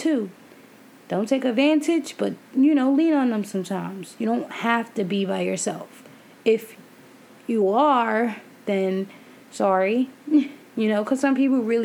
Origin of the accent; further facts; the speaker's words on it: New York, United States; I'm from New York